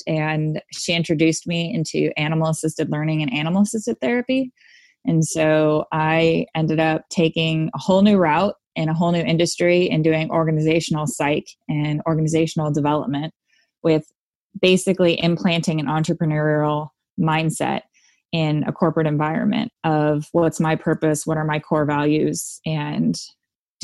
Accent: Southern California, United States; I grew up in Southern California

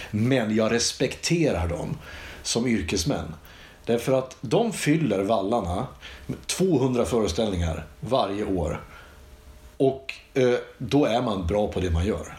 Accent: Iggesund, Gävleborg County, Sweden; Vi gick ut i skogen hemma i Iggesund

